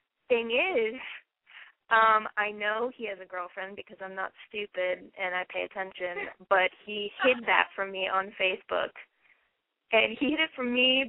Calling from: Athens, Ohio, United States; I am in Athens, Ohio, down at OU, and I am 20.

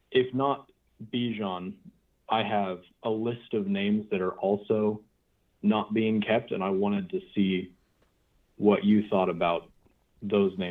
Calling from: Kansas, United States

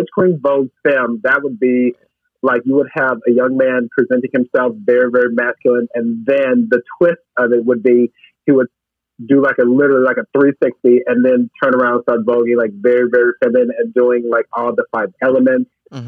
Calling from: Chicago, Illinois, United States; I am in my kitchen, got some chili in the crock pot, and I am calling from South Loop.

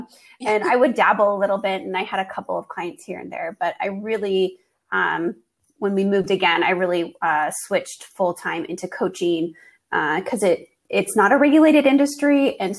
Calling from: Germany; moved away; also born or lived in Washington State, United States / Texas, United States; I am calling all the way from Germany. My husband and I, our family here, he's a military medical physician. And so we are stationed here in Germany.

